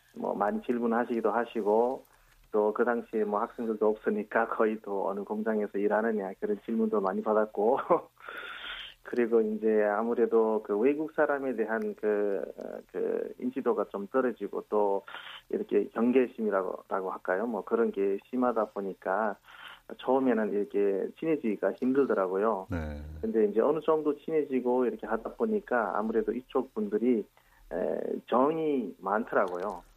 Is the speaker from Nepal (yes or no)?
yes; Nepal; Korean is a second language; moved away as an adult; now in South Korea; 네팔에서는 거의 22년 정도 살았지만